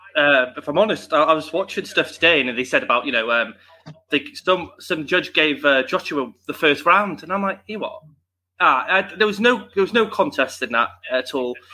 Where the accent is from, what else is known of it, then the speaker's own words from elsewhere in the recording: United Kingdom; we want our Brits